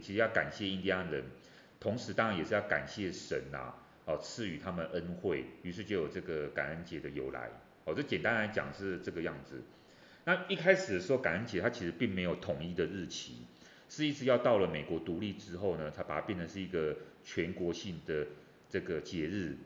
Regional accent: Taiwan; 我们台湾人

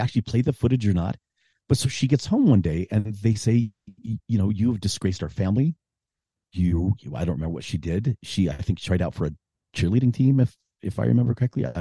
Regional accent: Arizona, United States; moved away; also born or lived in Utah; I grew up in Arizona, and I would drive from Utah to Arizona to my little hometown in the mountains

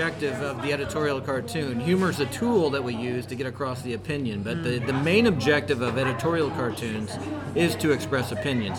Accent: Brownsburg, Indiana, United States; we're in Brownsburg, Indiana tonight. This is my hometown

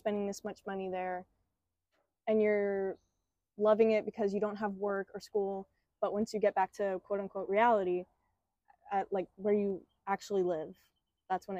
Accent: Southern California, United States; I'm used to growing up here, going through the school system, going through an American life

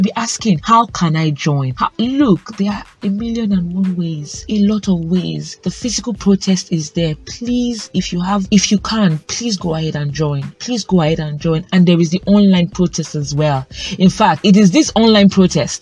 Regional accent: Nigeria; I speak as a Nigerian youth

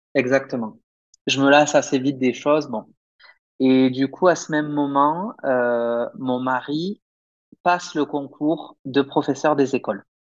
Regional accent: Perpignan, Occitania, France; moved away as an adult; also born or lived in Limoges; now in Guadalajara, Mexico; j'ai obtenu un bac scientifique en France, euh, à Perpignan, dans le sud de la France

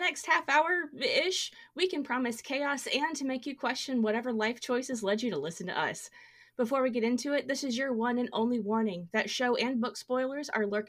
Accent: Memphis, Tennessee, United States; Now, I grew up in Memphis

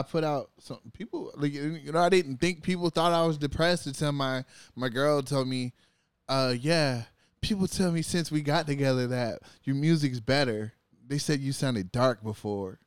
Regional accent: California, United States; I was from California

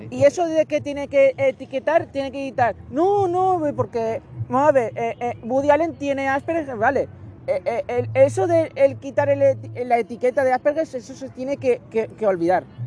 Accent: Barcelona, Catalonia, Spain; soy nacido en Barcelona

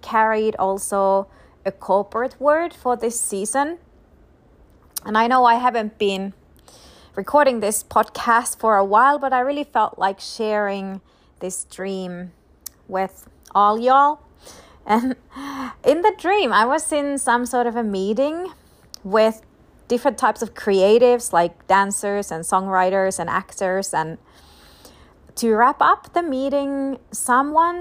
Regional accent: Finland; now in United States; I'm ultimately a citizen of heaven, but I'm also a citizen of Finland

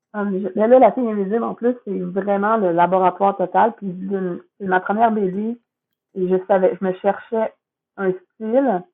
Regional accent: Quebec, Canada; c'est quand même ma ville, hum, ma culture. Je suis québécoise, mes, grands-parents parlaient de même

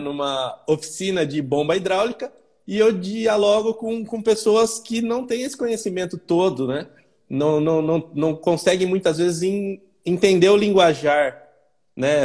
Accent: Campinas, São Paulo, Brazil; eu sou de Campinas, São Paulo

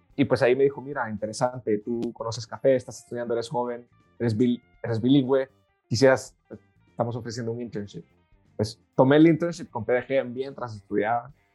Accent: El Salvador; moved away as an adult; also born or lived in Madrid, Spain; Pues yo nací en El Salvador, nací en un, país bellísimo, pequeño, pero lindísimo.

